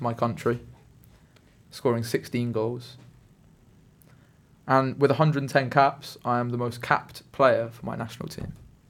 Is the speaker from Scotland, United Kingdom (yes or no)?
yes; Edinburgh, Scotland, United Kingdom; born there; I was born in Edinburgh, Scotland.